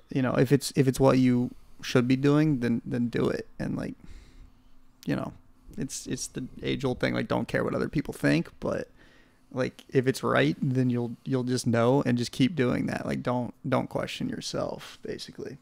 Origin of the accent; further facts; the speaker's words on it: Nashville, Tennessee, United States; we're from Nashville